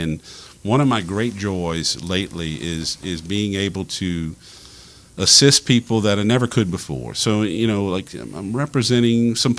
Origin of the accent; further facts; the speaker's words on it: Louisiana, United States; now in Lafayette, United States; And I grew up in Cajun culture, so for me, Lafayette is very similar to where I grew up.